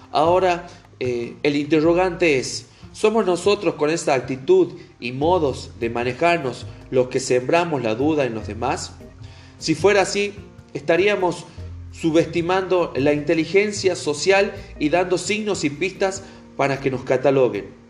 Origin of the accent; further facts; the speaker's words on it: Argentina; Como ciudadano argentino